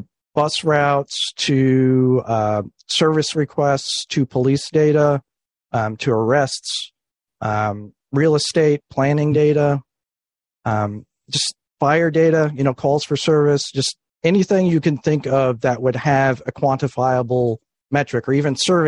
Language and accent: English; Florida, United States; In Florida.